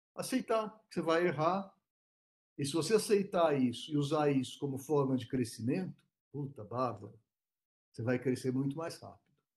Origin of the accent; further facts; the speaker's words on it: São Paulo, Brazil; Eu sou de São Paulo